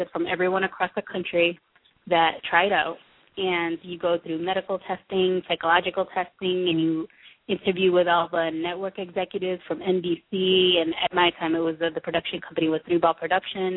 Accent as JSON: {"language": "English", "town": "Lawrence", "country": "United States", "tie": "born or raised there", "said": "my hometown of Lawrence"}